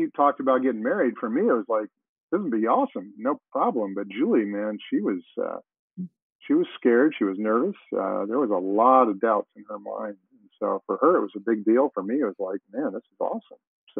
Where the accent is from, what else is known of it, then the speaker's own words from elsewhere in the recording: North Dakota, United States; I was born in North Dakota